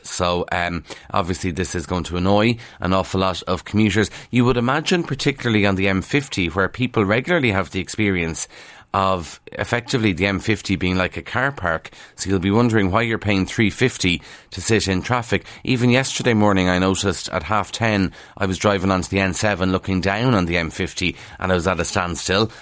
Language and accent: English; Kildare, Leinster, Ireland; accent: Kildare; I'm from Kildare, and it's a big struggle to sometimes pronounce the T H, because it's a lot easier not to, with the Kildare accent.